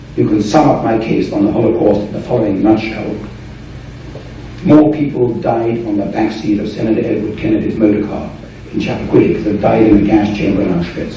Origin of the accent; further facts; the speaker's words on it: England, United Kingdom; as an Englishman here